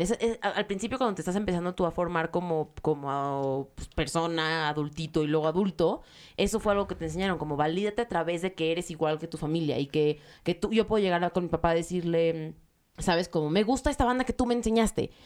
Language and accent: Spanish; Mexico; soy de México y soy judía